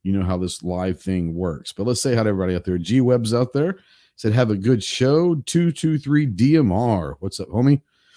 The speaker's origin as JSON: {"language": "English", "town": "Fort Worth", "region": "Texas", "country": "United States", "tie": "born or raised there", "said": "growing up in Tarrant County, which is Fort Worth"}